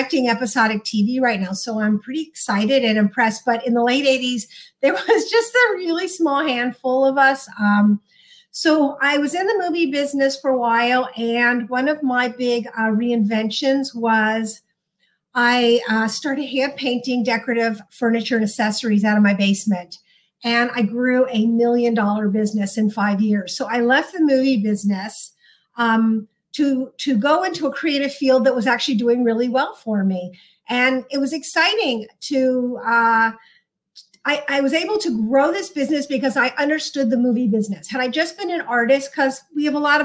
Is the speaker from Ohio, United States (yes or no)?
yes; Cincinnati, Ohio, United States; moved away; also born or lived in New York / Hollywood; I grew up in Cincinnati, Ohio.